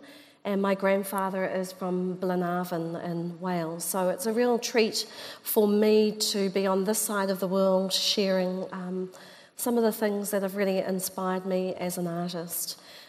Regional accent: Auckland, New Zealand; Yeah, so I call myself a native two times.

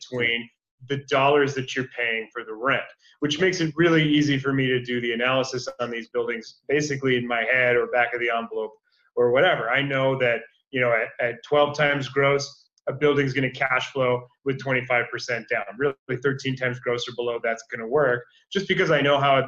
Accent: Minneapolis, Minnesota, United States; now in California, United States; I'm originally from Minneapolis

